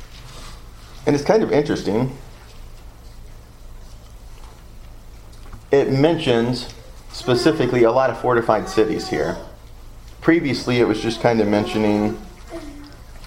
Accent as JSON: {"language": "English", "region": "the South", "country": "United States", "accent": "southern", "said": "my southern accent"}